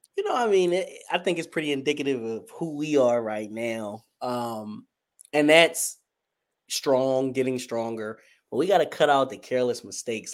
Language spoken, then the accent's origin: English; Wilmington, Delaware, United States; I'm from the great First State, our president's home. I'm from Wilmington, Delaware